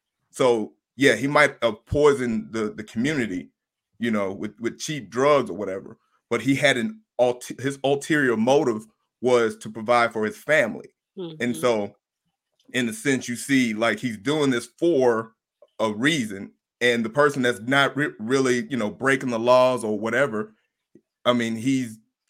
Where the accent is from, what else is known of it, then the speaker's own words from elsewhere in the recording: the South, United States; I'm from the South, so I'm a grill master.